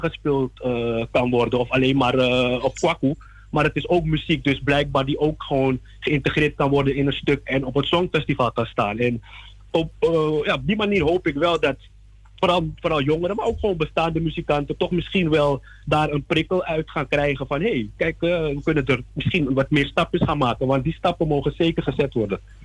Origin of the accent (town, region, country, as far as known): Suriname